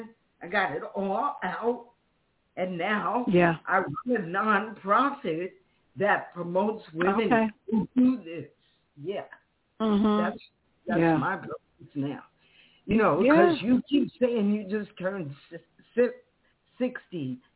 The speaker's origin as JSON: {"language": "English", "town": "Queens", "region": "New York", "country": "United States", "tie": "born there", "said": "because I was born in Queens, too, you know?"}